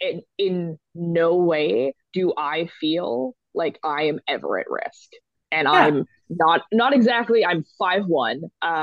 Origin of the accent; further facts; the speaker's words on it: Vancouver, British Columbia, Canada; now in Calgary, Canada; I grew up in Vancouver.